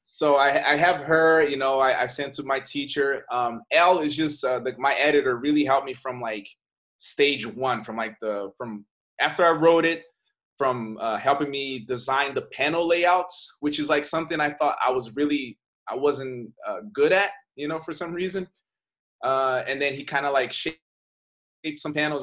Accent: Brazil; moved away; I'm from Brazil. I grew up in Brazil, and I moved here.

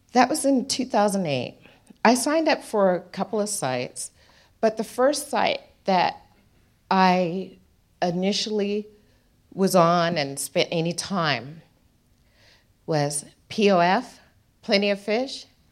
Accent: United States; moved away as an adult; now in Darwin, Australia; So, I go back to the United States

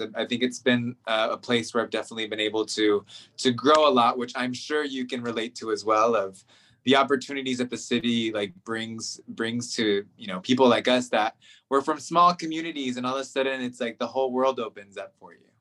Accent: Central Valley, California, United States; moved away as an adult; also born or lived in Inland Empire, California; now in Washington, D.C., United States; I was um, born in the Inland Empire, but grew up in the Central Valley, so ag, the ag portion of California

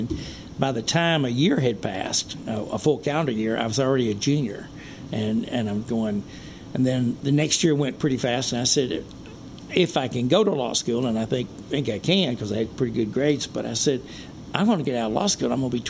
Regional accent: Leachville, Arkansas, United States; Growing up in Leechville was a blessing for me. It's a town of about 1,500 when I was there, and it's still about 1,500.

